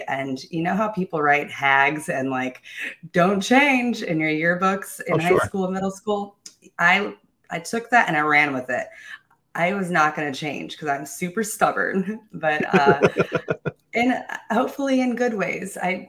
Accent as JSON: {"language": "English", "country": "South Korea", "tie": "born or raised there", "also_born_or_lived": "Japan / Germany / England / Philippines", "said": "I was born in Japan, raised mostly in Korea. I've lived in Germany, England, Philippines, all over the world."}